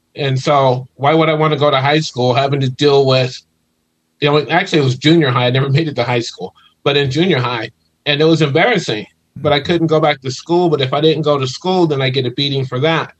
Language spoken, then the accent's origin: English; Ohio, United States; moved away as an adult; now in California, United States; originally I'm from Ohio